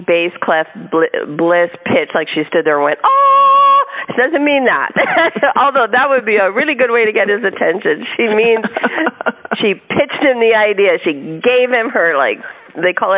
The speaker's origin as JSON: {"language": "English", "region": "California", "country": "United States", "said": "We're from California"}